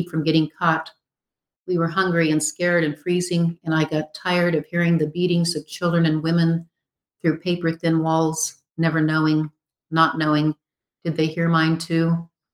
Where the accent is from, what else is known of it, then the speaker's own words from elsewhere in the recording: St. Francis, Kansas, United States; Northwest Kansas, where I grew up outside of St. Francis.